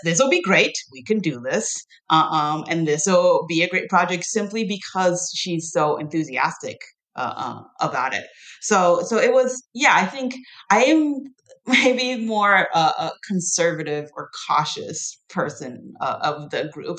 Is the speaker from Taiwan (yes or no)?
yes; Taiwan; also born or lived in United States; now in Tennessee, United States; I grew up in Taiwan